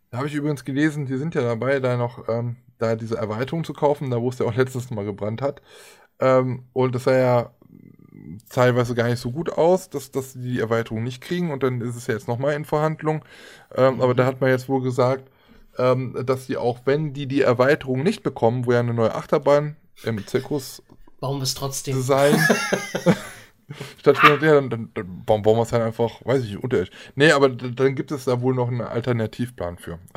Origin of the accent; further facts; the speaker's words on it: Germany; wir als Deutsche kommen ja erst sowieso erstmal gar nicht dahin.